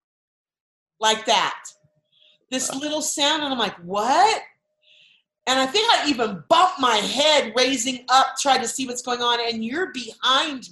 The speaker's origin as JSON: {"language": "English", "region": "Southern California", "country": "United States", "tie": "born or raised there", "moved": "yes", "lives_now": "Arizona, United States", "said": "We grew up in Southern California"}